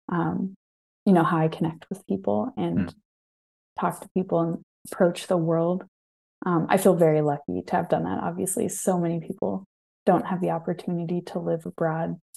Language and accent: English; Ohio, United States; born there; also born or lived in Maryland / England; So I moved around a lot um, between Maryland. I was born in Ohio, actually.